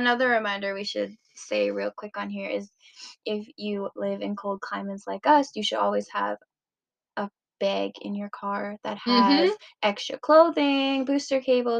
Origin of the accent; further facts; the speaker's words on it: Canada; And I'm Canadian. Like, obviously I love winter. Yeah. I was born in it.